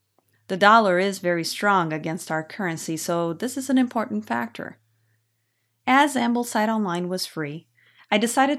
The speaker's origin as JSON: {"language": "English", "country": "Brazil", "tie": "born there", "first_language": "Portuguese", "second_language": "English", "said": "I live in Brazil. I was born here, so Portuguese is my mother language."}